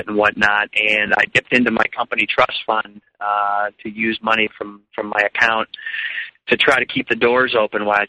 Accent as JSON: {"language": "English", "town": "Chicago", "region": "Illinois", "country": "United States", "tie": "born or raised there", "also_born_or_lived": "Arizona", "moved": "yes", "said": "I grew up in Chicago, and I always had music in my life"}